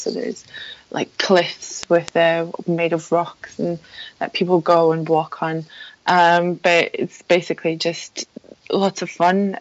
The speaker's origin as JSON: {"language": "English", "country": "Poland", "second_language": "English", "moved": "yes", "said": "I, I ah. come come originally from Poland, so um, please forgive me for any mispronunciations or uh, bad English grammar, um, because that's uh, that's not my native language."}